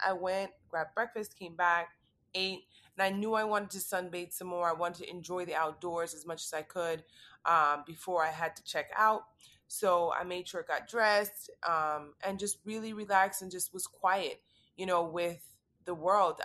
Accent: Miami, Florida, United States; I'm born and raised in Miami

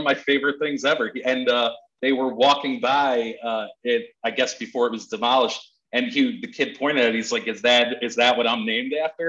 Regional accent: New Jersey, United States; I'm from New Jersey and I've never been to Texas.

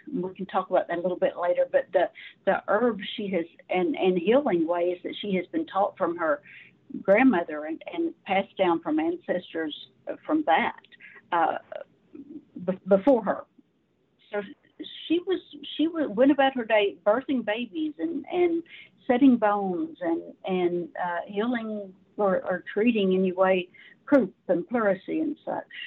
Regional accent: Arkansas, United States; I was raised in the South. I'm a Southern girl.

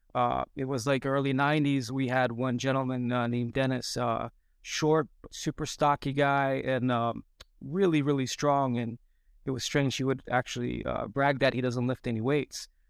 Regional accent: Antalya, Turkey; moved away as an adult; also born or lived in United States; I grew up in Turkey. I was, uh, born in U S. Um, we, but we moved to Turkey for good when I was, uh, seven years old, and we stayed there

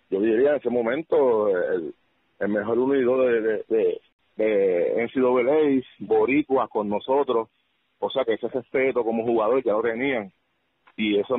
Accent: Peru; pues como que nos veía más como nosotros, como los peruanos

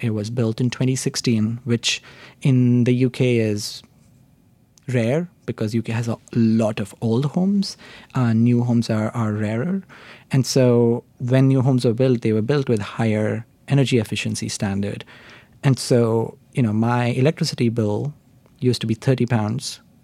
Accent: India; moved away as an adult; also born or lived in Oxford, United Kingdom; I grew up in India. I did an undergraduate degree in India

